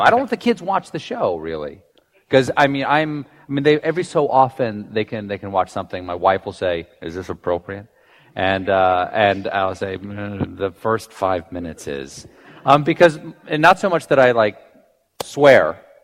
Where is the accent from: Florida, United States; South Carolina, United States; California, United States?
South Carolina, United States; James Island; moved away; I grew up on James Island, South Carolina